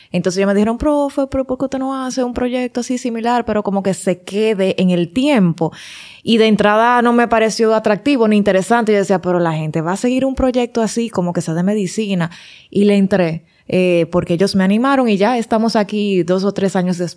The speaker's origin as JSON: {"language": "Spanish", "region": "Santiago", "country": "Dominican Republic", "moved": "yes", "lives_now": "Santo Domingo, Dominican Republic", "said": "por mucho tiempo fui docente, fui maestra en Pucamaima, en Recinto Santiago, que soy de Santiago."}